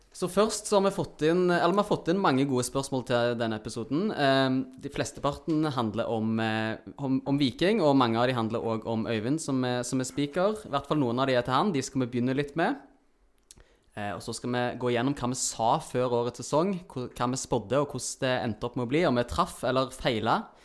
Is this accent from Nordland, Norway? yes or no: no; Stavanger, Rogaland, Norway; vi er siddiser.